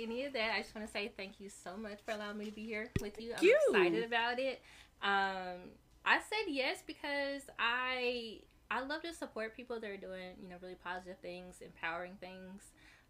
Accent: Arkansas, United States; also born or lived in California; I was born in California, but I was raised in Arkansas pretty much my whole entire life.

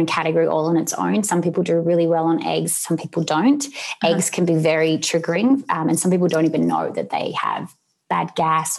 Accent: Sydney, New South Wales, Australia; moved away; where I grew up in Sydney in Australia

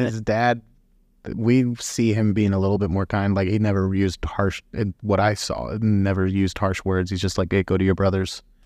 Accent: Springfield, Missouri, United States; I'm born and raised in Springfield, Missouri

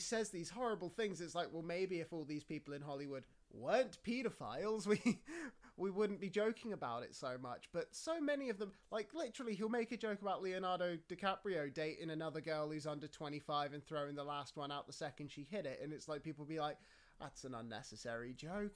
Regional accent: United Kingdom; I was talking to a fellow British person

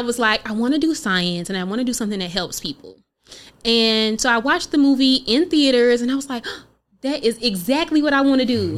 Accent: Oklahoma, United States; being from Oklahoma

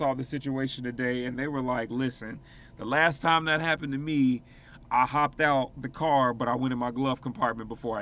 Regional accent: Chicago, Illinois, United States; moved away; I'm from Chicago originally

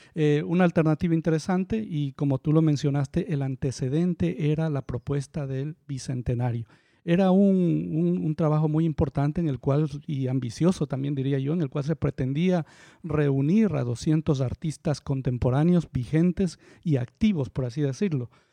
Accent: Ambato, Tungurahua, Ecuador; now in Guayaquil, Ecuador; yo nací aquí en Guayaquil. Pero me ah, crié, tuve un par de años, bueno, Escuela y colegio le dicen en la ciudad de Ambato

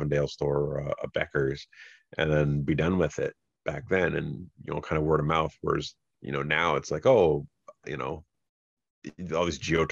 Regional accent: Fort Erie, Ontario, Canada; also born or lived in Niagara Falls; I grew up in Fort Erie

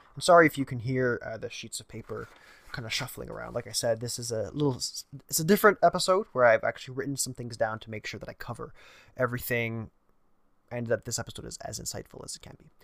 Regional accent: Canada; I'm a Canadian

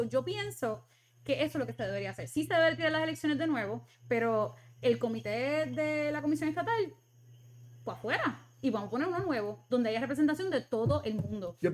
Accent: Puerto Rico; nosotros somos parte de Estados Unidos y, y tenemos muchos familiares y puertorriqueños que están en Estados Unidos

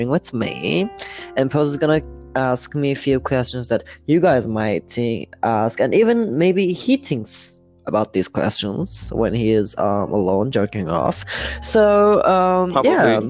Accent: İzmir, Turkey; also born or lived in Manisa, Turkey; I came to Izmir, which my school life started here. Everything started here, but I was born in Marison

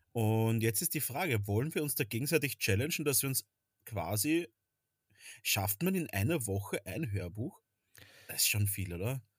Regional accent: Vienna, Austria; bei uns in Wien

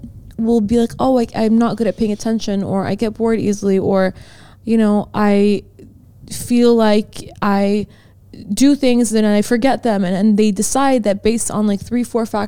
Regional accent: France; I grew up in France

